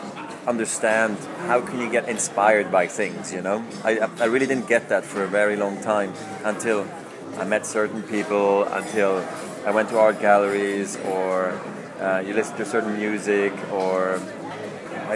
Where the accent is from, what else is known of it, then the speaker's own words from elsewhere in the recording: Switzerland; also born or lived in Zurich; it is an amazing place to grow up in. We have all the opportunities in Switzerland